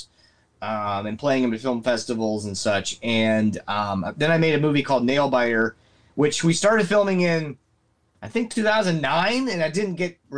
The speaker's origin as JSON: {"language": "English", "region": "Nebraska", "country": "United States", "tie": "born or raised there", "said": "I grew up in Nebraska, small town"}